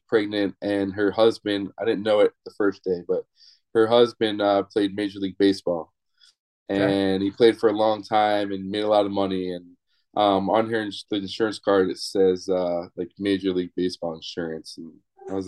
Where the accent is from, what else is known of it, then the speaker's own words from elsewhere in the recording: New Jersey, United States; now in Florida, United States; I grew up in New Jersey